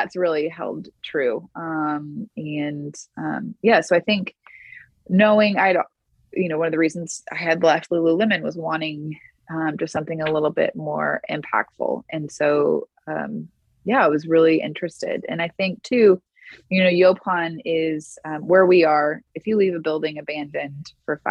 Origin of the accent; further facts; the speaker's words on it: Houston, Texas, United States; I grew up in Houston